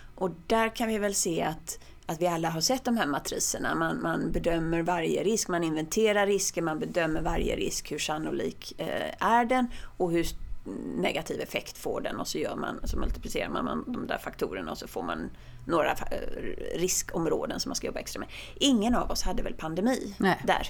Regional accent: Sweden; jag är svensk

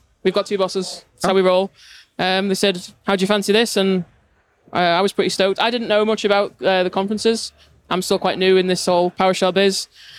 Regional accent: Isle of Man; from the Isle of Man.

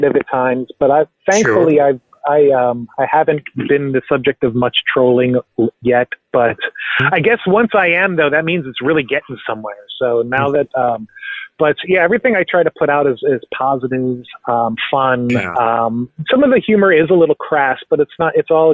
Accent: Central Florida, United States; moved away as an adult; now in Dayton, United States; I grew up in Central Florida, but moved to Ohio in 2006.

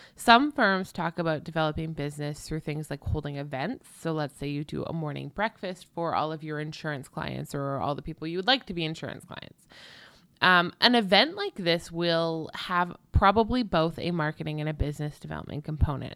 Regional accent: Canada; I'm clearly Canadian

